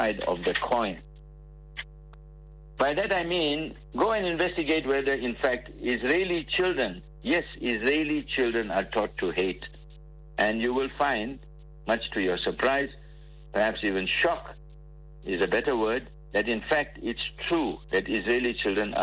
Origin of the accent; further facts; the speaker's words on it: Port Shepstone, KwaZulu-Natal, South Africa; I was in my hometown, Port Shepstone